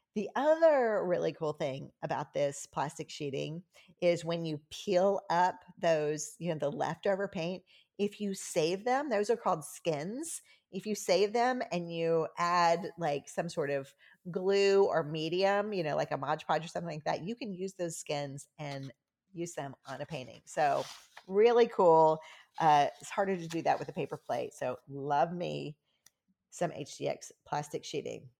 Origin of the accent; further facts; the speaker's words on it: the South, United States; I'm from the South.